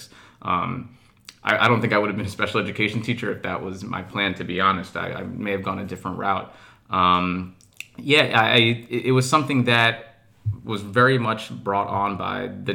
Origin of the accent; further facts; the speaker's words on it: Mount Vernon, New York, United States; I'm from Mount Vernon. My parents immigrated to this country from Eritrea in the early 1970s. And I had a typical New York upbringing in Mount Vernon.